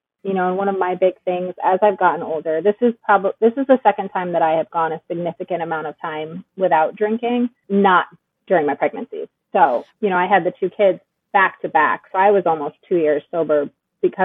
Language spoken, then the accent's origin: English; Wallingford, Connecticut, United States; moved away; I grew up in the Northeast. I actually grew up in Connecticut.